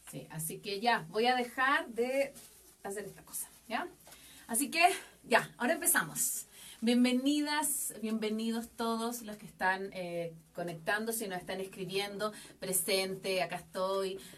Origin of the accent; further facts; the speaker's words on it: Chile; Em, soy chilena, tengo 38 años